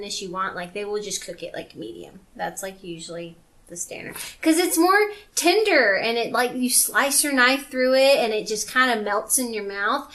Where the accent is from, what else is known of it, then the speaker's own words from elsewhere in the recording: Louisiana, United States; I'm from Louisiana